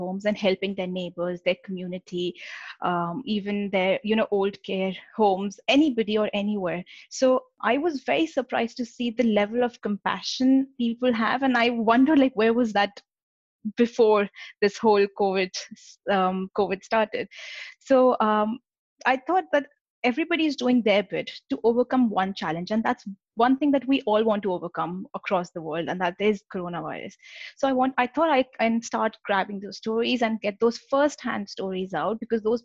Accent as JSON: {"language": "English", "country": "India", "tie": "born or raised there", "moved": "as an adult", "lives_now": "United Kingdom", "said": "I live in the UK and I was born and raised in India. I came to UK about 10 years ago for my undergraduate degree"}